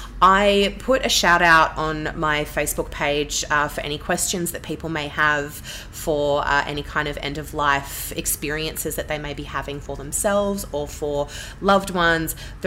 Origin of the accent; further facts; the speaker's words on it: Canberra, Australian Capital Territory, Australia; moved away; also born or lived in Melbourne; I'm actually born and bred Canberra. I don't live there anymore, but I was raised there, and it's a beautiful city.